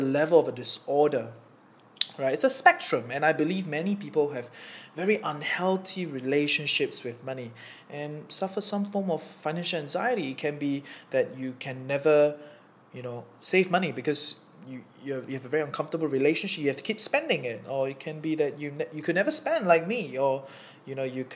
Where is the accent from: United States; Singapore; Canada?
Singapore; moved away as an adult; now in Kuala Lumpur, Malaysia; I'm from Singapore, I'm in KL because, you know, Singapore is really expensive